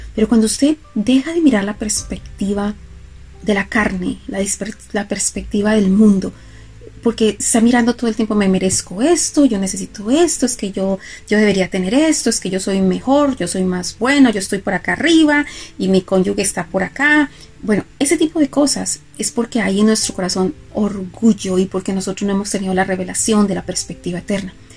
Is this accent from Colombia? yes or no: yes; Colombia; yo soy colombiana